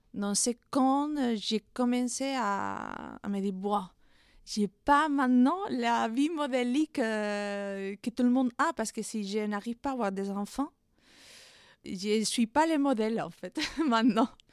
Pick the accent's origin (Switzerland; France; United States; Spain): Spain; Madrid, Community of Madrid; French is a second language; moved away as an adult; je suis espagnole, née à Madrid